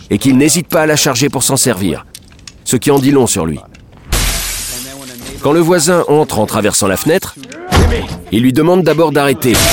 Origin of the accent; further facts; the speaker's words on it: Israel; Si je peux me permettre une petite digression, je suis originaire d'Israël et je m'intéresse à la politique du pays.